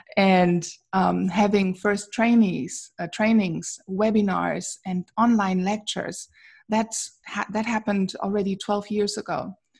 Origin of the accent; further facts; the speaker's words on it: Wuppertal, North Rhine-Westphalia, Germany; English is a second language; moved away as an adult; now in Princeton, New Jersey, United States; I was born in Wuppertal in Germany